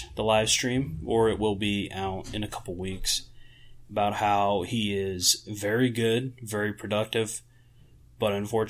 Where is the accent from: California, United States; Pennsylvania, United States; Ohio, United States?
Pennsylvania, United States; near Pittsburgh; growing up near Pittsburgh